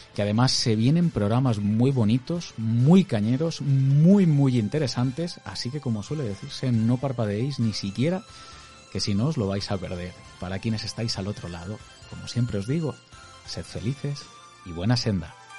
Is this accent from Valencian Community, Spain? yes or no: yes; Crevillente, Valencian Community, Spain; la gente que somos de Crevillente